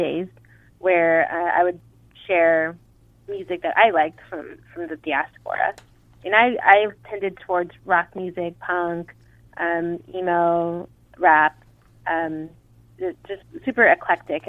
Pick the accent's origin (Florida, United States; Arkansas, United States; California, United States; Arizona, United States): California, United States; Southern; I'm from Southern California, was born and raised here.